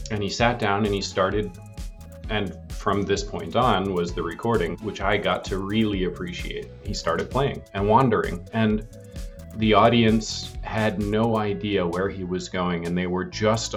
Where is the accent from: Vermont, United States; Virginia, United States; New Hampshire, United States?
Vermont, United States; now in California, United States; my parents still live in the house that they bought the week after I was born in Vermont